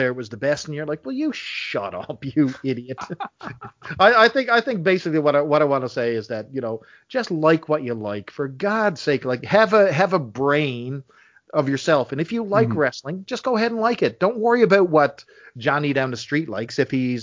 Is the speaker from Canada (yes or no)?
yes; St. John's, Newfoundland and Labrador, Canada; accent: Newfoundland; I was born in St. John's, Newfoundland, which is actually only 10 minutes from where I live right now